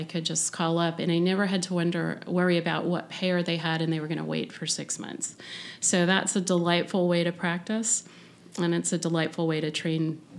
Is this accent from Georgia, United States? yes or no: yes; Atlanta, Georgia, United States; moved away as an adult; also born or lived in Arizona / Boston; now in Connecticut, United States; I was from Atlanta